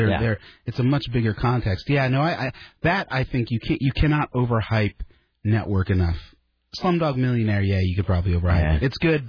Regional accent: right outside Stamford, Connecticut, United States; moved away; I grew up right outside Stamford.

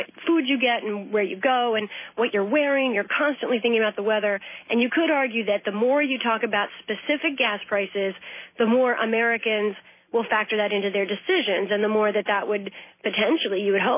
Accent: Ireland; And then I do the Irish brogue, of course, being an Irish lass myself

